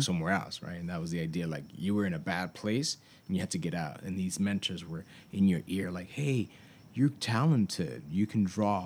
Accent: New York City, New York, United States; I grew up in New York.

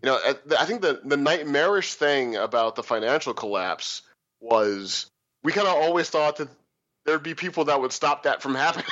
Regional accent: Missouri, United States; I was a scholarship kid to a pretty uh, rich kid high school growing up in Missouri

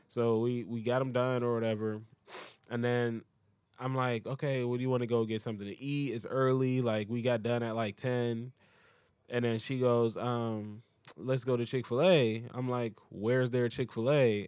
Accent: United States; I'm American

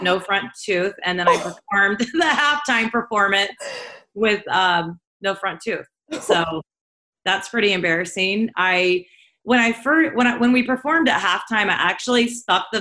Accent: Southeast Kansas, United States; I grew up in a really small town on a pig farm in Southeast Kansas

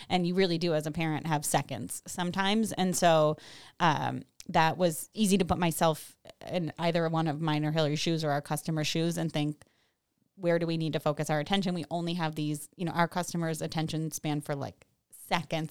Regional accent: Salem, New York, United States; also born or lived in Washington DC / Boston / Glens Falls; I grew up in Salem, um, and moved away for about ten years after high school

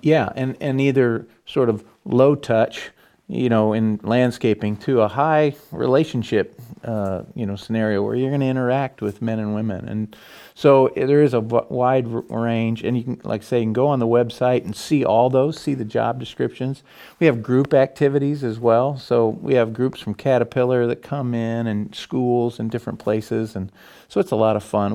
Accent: Morton, Illinois, United States; my wife and I. We come from Morton

